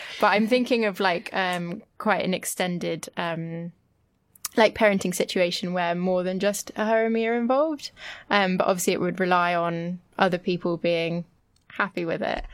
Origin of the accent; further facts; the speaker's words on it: France; growing up in France